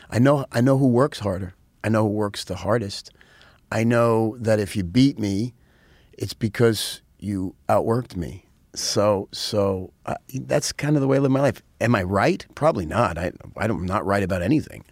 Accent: New York City, New York, United States; also born or lived in Rockland County, New York / Nyack, New York; I grew up in New York. I was, uh, I was, I was in the Bronx till I was about fifteen

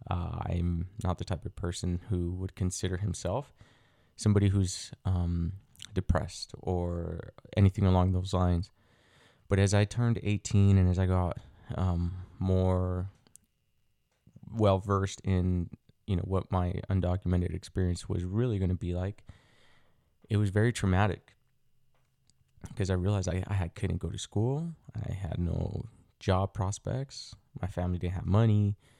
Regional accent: United States; also born or lived in Mexico; I was brought over to the United States when I was an inf, an infant. I was around six months old, give or take

